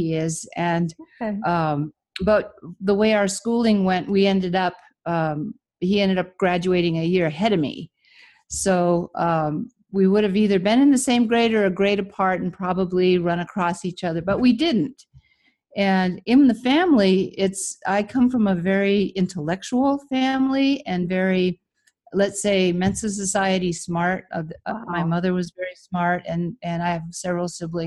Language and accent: English; Michigan, United States; moved away as an adult; also born or lived in California; I grew up in Michigan, so I left my family and came to California